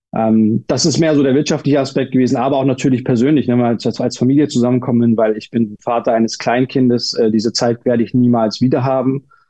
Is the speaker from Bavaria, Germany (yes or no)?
yes; Munich, Bavaria, Germany; moved away as an adult; also born or lived in Turkey; ich bin ja Münchner und das, das, wir waren in einer Ortschaft bei München, also im Landkreis von München